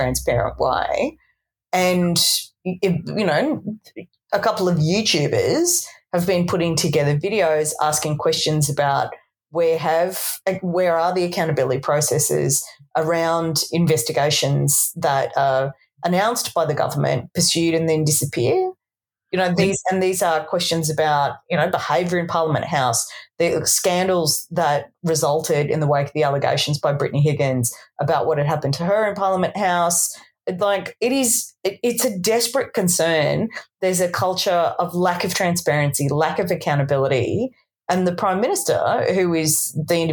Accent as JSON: {"language": "English", "country": "Australia", "said": "as an Australian"}